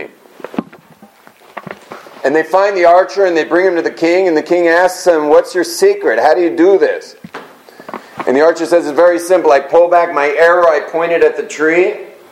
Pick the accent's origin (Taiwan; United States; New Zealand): United States; Los Angeles, California; I grew up in West LA in this super wealthy community